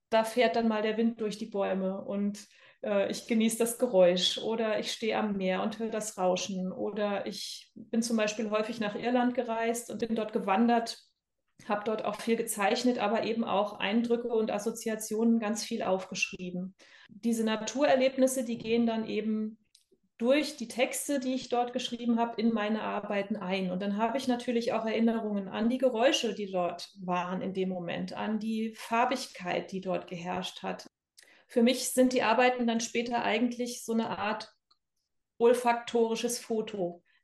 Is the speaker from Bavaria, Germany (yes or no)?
no; Bad Kreuznach, Rhineland-Palatinate, Germany; also born or lived in United States; Äh, in Bad Kreuznach, das ist in Rheinland-Pfalz, in der Nähe von Mainz.